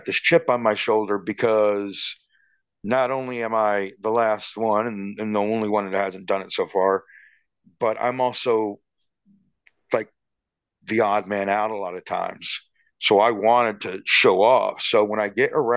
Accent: Georgetown, South Carolina, United States; I grew up in Georgetown, South Carolina

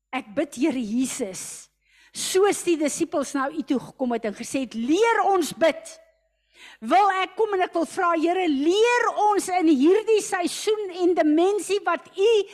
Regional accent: South Africa; ek as 'n Suid-Afrikaner

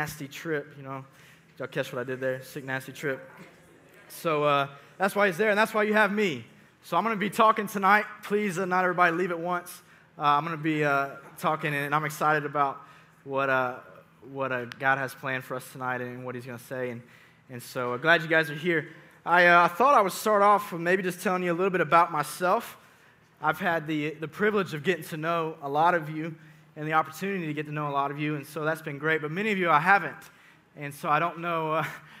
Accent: Sugar Hill, Georgia, United States; also born or lived in Suwanee, Georgia; I grew up in Suwannee. Well, technically Sugar Hill, actually, is where I'm from. I'm a graduate of North Gwinnett High School.

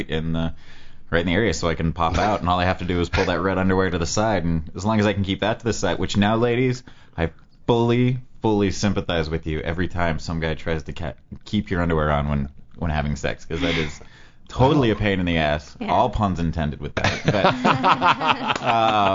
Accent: Colorado, United States; moved away as an adult; also born or lived in Key West, Florida; I was born and raised in Colorado, and then I spent 8 years down in Key West

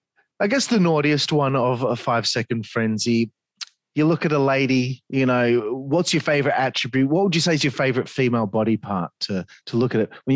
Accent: Perth, Western Australia, Australia; I'm from Perth, Western Australia. It's the most isolated city in the world.

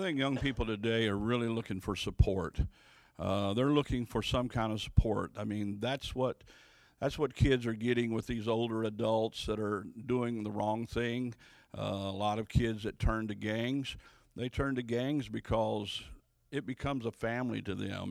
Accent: Louisville, Kentucky, United States; also born or lived in Ohio; I'm actually from Louisville, Kentucky

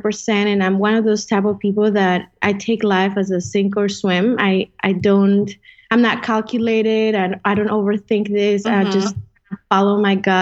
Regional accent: Colombia; first language Spanish; English is a second language; also born or lived in Dallas-Fort Worth, Texas; now in Dallas, United States; I live in Dallas, Fort Worth, and I am originally from Colombia. I've lived in many places

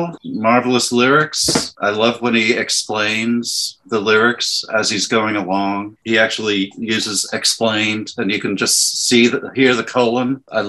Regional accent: United States; as an American

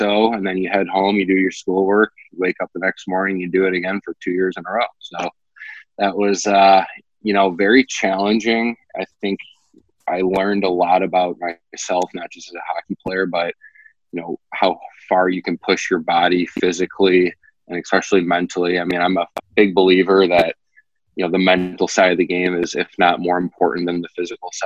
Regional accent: outside Detroit, Michigan, United States; I grew up outside Detroit

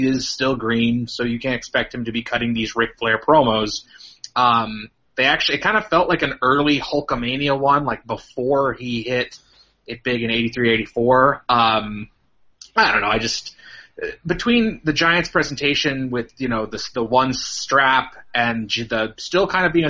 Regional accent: Canada; I'm from Canada, yeah.

